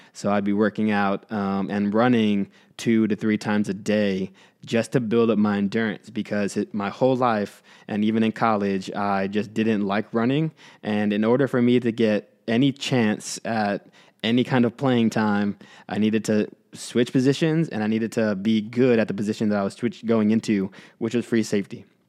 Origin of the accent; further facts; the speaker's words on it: Houston, Texas, United States; I grew up in Houston, so you can imagine how competitive that market was in a big city like Houston.